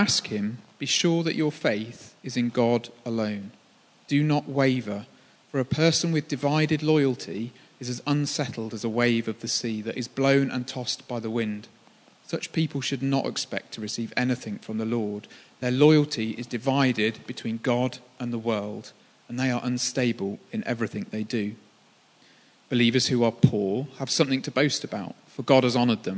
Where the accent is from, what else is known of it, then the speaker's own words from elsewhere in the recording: Birmingham, West Midlands, United Kingdom; moved away; I'm from Birmingham. Birmingham is a football city. When you go to school, it was a sexist city too